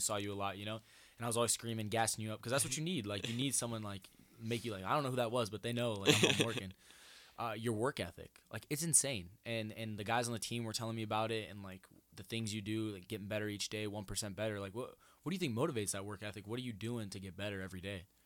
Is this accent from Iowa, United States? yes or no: yes; Denison, Iowa, United States; moved away; I'm from Denison